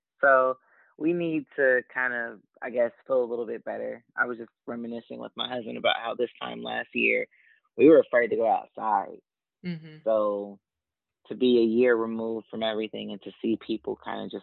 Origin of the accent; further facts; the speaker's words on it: Dayton, Ohio, United States; now in Columbus, United States; I too am from Dayton, born and raised